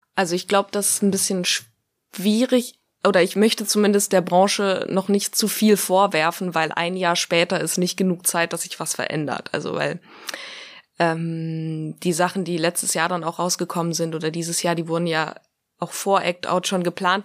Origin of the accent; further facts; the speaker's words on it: Greece; ich bin ja auch Grieche